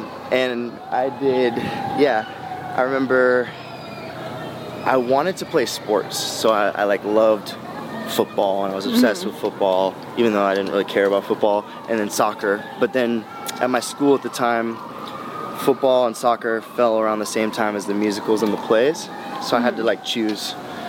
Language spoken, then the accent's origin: English; Houston, Texas, United States; also born or lived in St. Louis; When I was growing up in the 90s, we grew up in Houston, and then we grew up in St. Louis